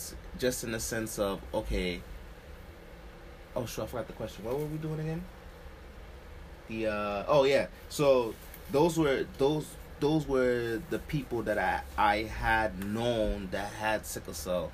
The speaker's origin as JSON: {"language": "English", "town": "New York City", "region": "New York", "country": "United States", "tie": "born or raised there", "said": "Here in Brooklyn, well, born and raised, is the only place I went anyway. But, I grew up near Kings County Hospital"}